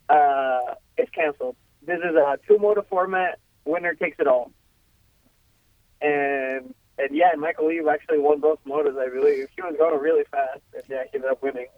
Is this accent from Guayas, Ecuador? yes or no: no; Quito, Pichincha, Ecuador; first language Spanish; English is a second language; moved away